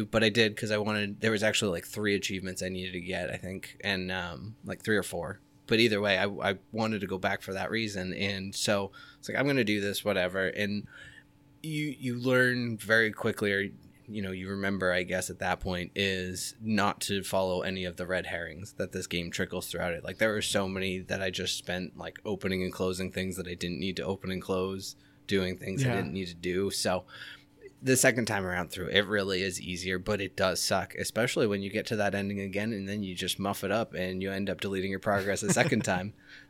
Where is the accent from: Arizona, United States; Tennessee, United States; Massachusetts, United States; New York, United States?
Massachusetts, United States; Boston; You know, I'm from Boston. We could get awesome. I'm not. And I don't have an accent.